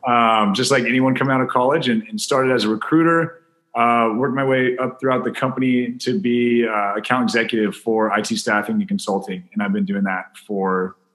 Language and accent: English; Northern California, United States; also born or lived in San Luis Obispo, California / San Diego, California; You know, I was born and raised in Northern California. I've been in San Diego for close to 10 years after college. I went to school at Cal Poly San Luis Obispo